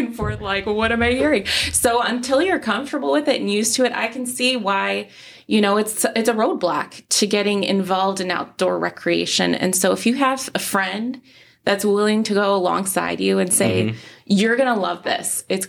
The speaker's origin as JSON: {"language": "English", "region": "Midwest", "country": "United States", "said": "We moved to this state and we were like, oh, wow, you can do this year round. We came from the Midwest. You can't camp year round."}